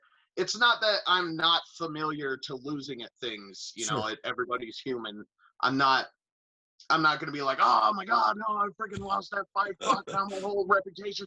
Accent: California, United States; moved away; I grew up in California with my grandparents

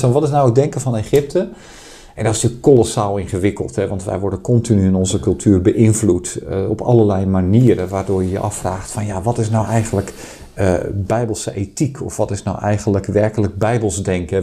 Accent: Netherlands; ik ben afkomstig uit Nederland

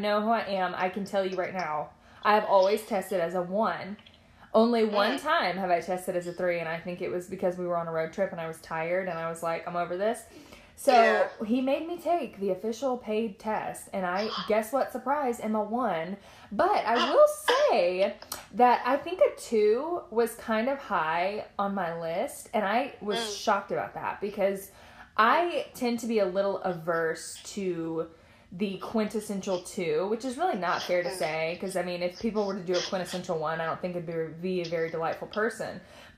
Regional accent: Nashville, Tennessee, United States; now in Arkansas, United States; I am from Tennessee. I just happen to reside in Arkansas.

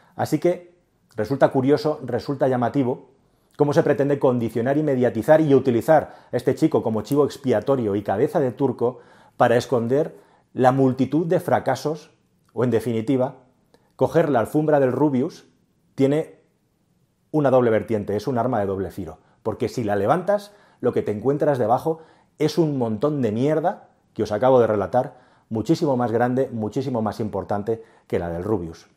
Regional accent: Spain

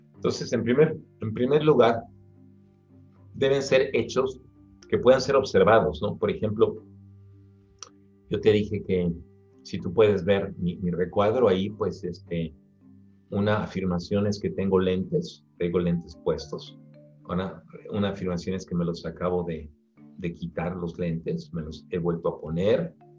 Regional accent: Mexico; now in Mexico City, Mexico; soy mexicano

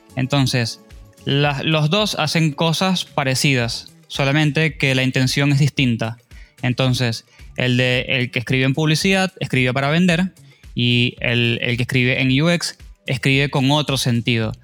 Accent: Venezuela; now in Argentina; soy venezolano

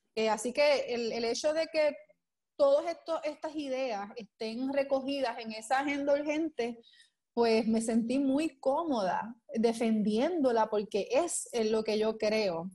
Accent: Puerto Rico; also born or lived in Isabela, Puerto Rico / San Juan, Puerto Rico; Soy natural de Isabela, eh, me vengo con mi familia a vivir en el área metropolitana eh, muy pequeña, como desde los cuatro años

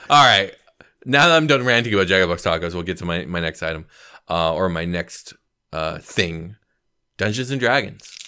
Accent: California, United States; as a Californian

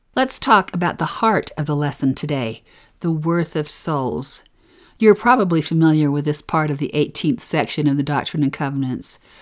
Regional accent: Utah, United States; We're from Utah

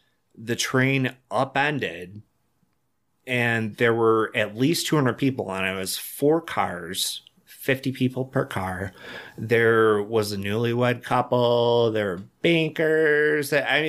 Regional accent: Dunkirk, New York, United States; born or raised there

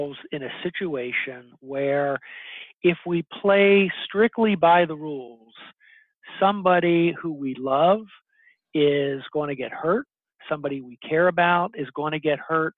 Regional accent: Philadelphia, Pennsylvania, United States; Philadelphia, which is my hometown.

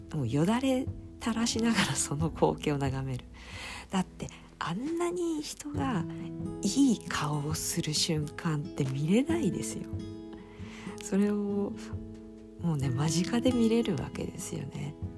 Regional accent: Fujisawa, Kanagawa, Japan; also born or lived in Izu Kogen; 今はそこから地元の藤沢市に帰ってきて、えー、お仕事をしてます

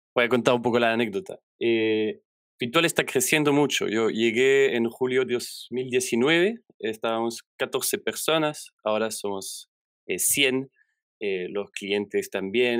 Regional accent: Belgium; first language French; Spanish is a second language; moved away as an adult; also born or lived in Chile; now in Santiago, Chile; yo vengo de Bélgica, donde trabajé en instituciones más clásicas

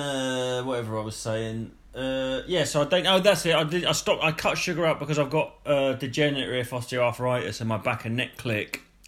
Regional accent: Bury St Edmunds, East of England, United Kingdom; I was born in Bury St. Edmunds

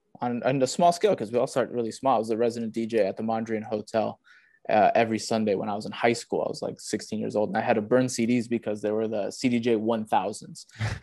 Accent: Miami, Florida, United States; we were both born and raised in Miami. So like our whole life has been here.

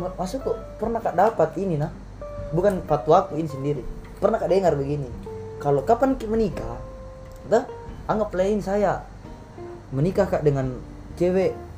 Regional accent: Makassar, South Sulawesi, Indonesia; moved away; kampung saya di Makassar

